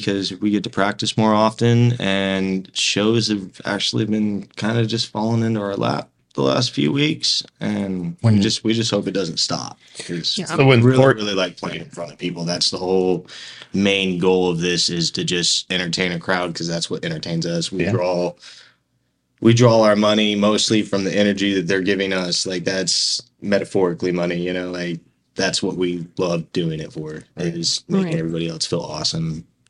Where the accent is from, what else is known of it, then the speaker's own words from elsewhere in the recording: San Diego, California, United States; now in Lawton, United States; San Diego.